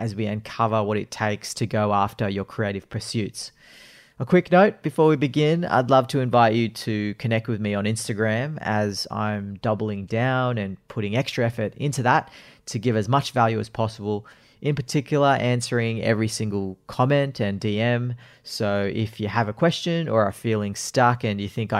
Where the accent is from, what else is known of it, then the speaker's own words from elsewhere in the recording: Sydney, New South Wales, Australia; I am from Sydney